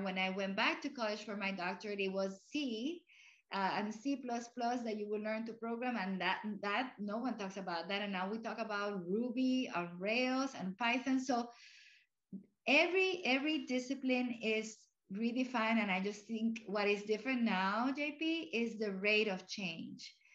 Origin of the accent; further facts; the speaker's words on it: Puerto Rico; first language Spanish; English is a second language; also born or lived in Cuba / Florida; now in Arlington, United States; I grew up in Puerto Rico where Spanish was my first language.